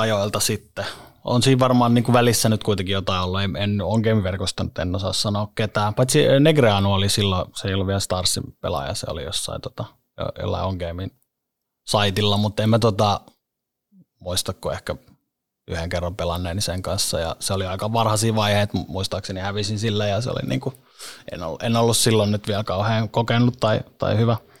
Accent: Helsinki, Uusimaa, Finland; also born or lived in Monaco; siellä, oli hyvä siellä oli hyvä kasvaa. Lauttasaaren kouluja käynyt ja, ja se on ollut sellainen niin kuin keskeinen paikka siellä viihtynyt ja asun edelleen

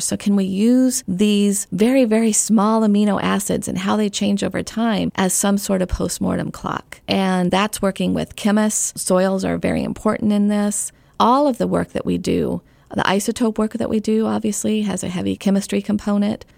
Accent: Arizona, United States; now in Knoxville, United States; I grew up in Arizona

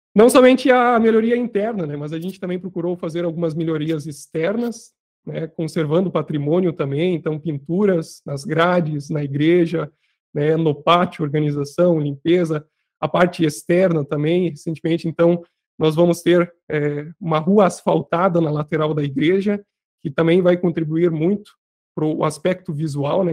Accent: near Santa Rosa, Rio Grande do Sul, Brazil; moved away as an adult; now in Alegrete, Brazil; eu sou natural lá da cidade de Uberetama, pertinho de Santa Rosa.

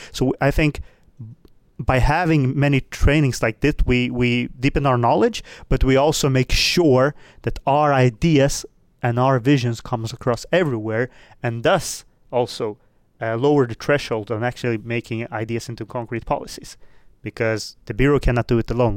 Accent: Sweden; also born or lived in Moldova; I am, as you say, born in Moldova, but I live in Sweden, which I have lived almost my entire life

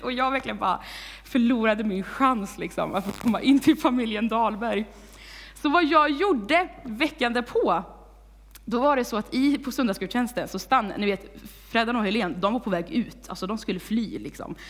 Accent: Vargön, Västra Götaland, Sweden; moved away as an adult; now in Tibro, Sweden; jag kommer från Vargön

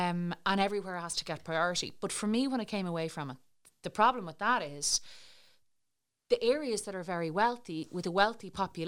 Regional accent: Ireland; I'm Irish, that I'm European

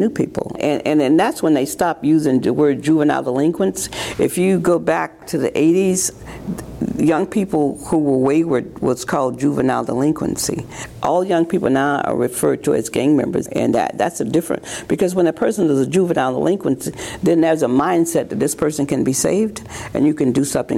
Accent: Jacksonville, Florida, United States; now in Seattle, United States; I was born in Jacksonville, Florida

